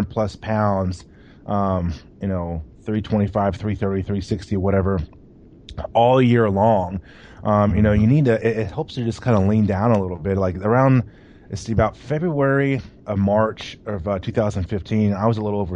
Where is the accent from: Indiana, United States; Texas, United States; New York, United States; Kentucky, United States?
Kentucky, United States; Louisville; my hometown, Louisville, Kentucky